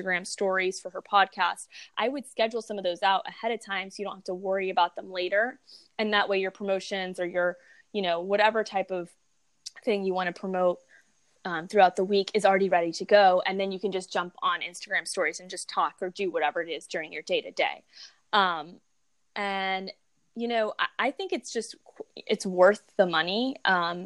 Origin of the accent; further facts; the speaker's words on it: Texas, United States; I'm from Texas